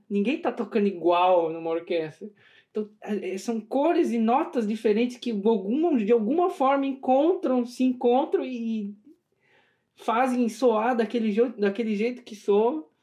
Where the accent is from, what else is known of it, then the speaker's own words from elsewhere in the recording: São Paulo, Brazil; eu, por exemplo, nasci em São Paulo, né, capital.